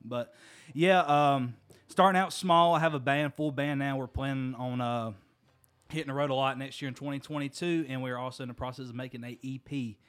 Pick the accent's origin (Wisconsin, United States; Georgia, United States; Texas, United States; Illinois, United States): Georgia, United States; Baxley; I'm from Baxley, Georgia. I'm 21.